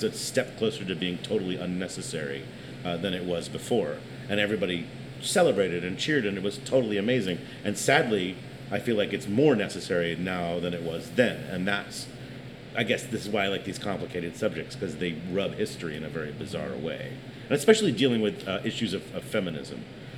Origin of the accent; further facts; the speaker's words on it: New York City, New York, United States; I'm from New York